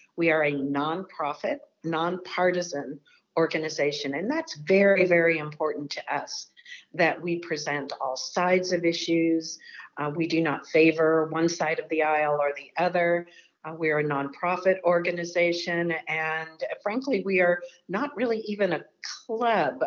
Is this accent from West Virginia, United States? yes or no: no; Texas, United States; moved away as an adult; now in Washington, United States; I worked in state government in my home state of Texas for the State Department of Education there